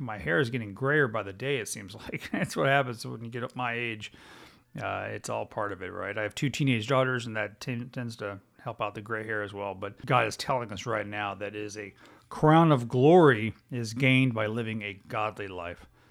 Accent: Texas, United States; I'm a United States citizen, before I am a Texan

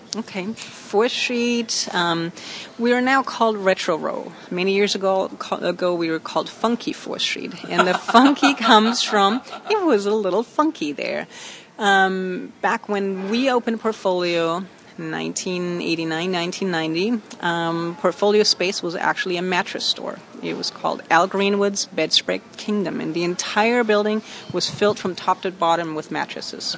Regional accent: Germany; moved away as an adult; now in Long Beach, United States; I was born in Germany, and I moved here about in 1989 to Long Beach and I came as a student.

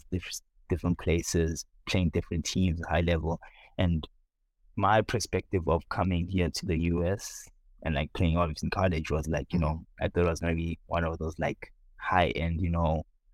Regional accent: Soweto, Gauteng, South Africa; moved away as an adult; also born or lived in Lansing, United States; now in San Diego, United States; born and raised in South Africa, Soweto

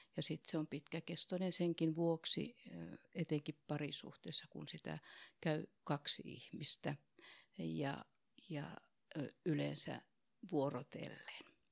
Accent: Oulu, North Ostrobothnia, Finland; accent: Oulu dialect; moved away as an adult; also born or lived in Tampere; now in Helsinki, Finland; niin kuin murteesta kuulun, niin mä oon lähtöisin sieltä Oulusta.

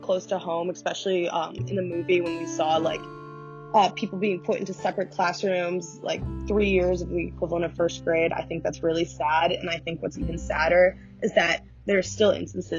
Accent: Downers Grove, Illinois, United States; I'm from Downers Grove, Illinois. It's like 45 minutes away from Chicago.

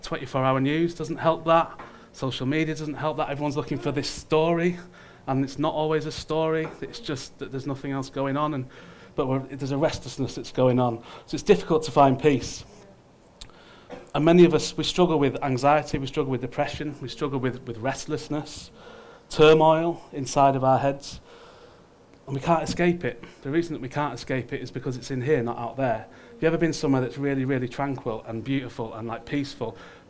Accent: United Kingdom; but just us as Brits, had been at war in conflict for every day

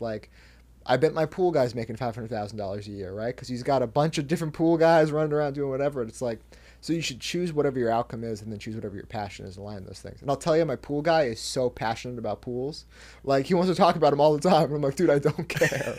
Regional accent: between Seattle and Canada, Pacific Northwest, Washington, United States; I'm from, like, halfway between Seattle and Canada.

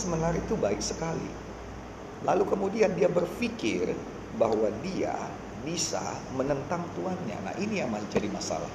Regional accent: North Sumatra, Indonesia; saya datang dari SMA Negeri 1 salah satu yang paling baik di Sumatera Utara

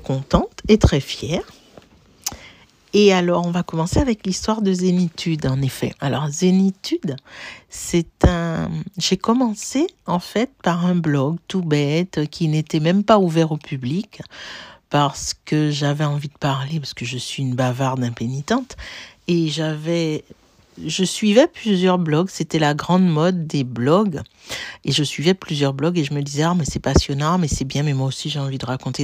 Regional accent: Martinique; moved away as an adult; now in Paris, France; j'ai grandi aux îles, j'ai grandi à la Martinique, au pied du volcan de la montagne Pelée. J'ai passé, j'y ai passé 16 ans jusqu'à l'obtention de mon baccalauréat.

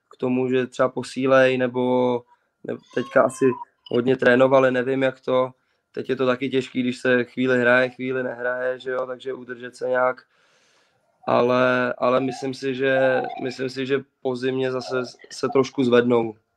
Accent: Czechia; jsme Češi

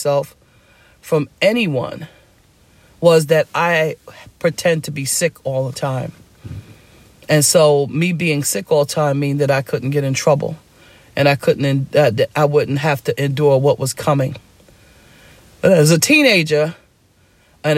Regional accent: New York City, New York, United States; I grew up in Harlem in a poor neighborhood

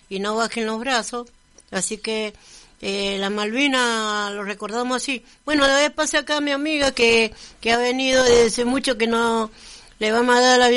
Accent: Argentina; nosotros como argentinos tenemos que defenderlo.

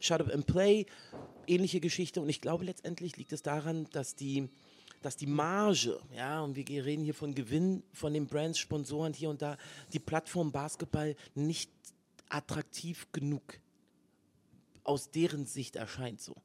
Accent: Berlin, Germany; Berlin ist the place to be, ist meine Heimat

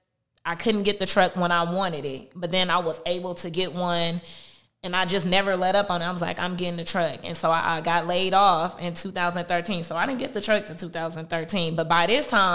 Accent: Compton, California, United States; I'm from Compton

